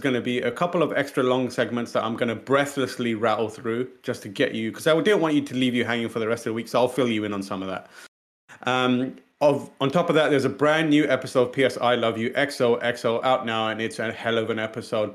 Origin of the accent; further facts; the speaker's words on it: United Kingdom; British people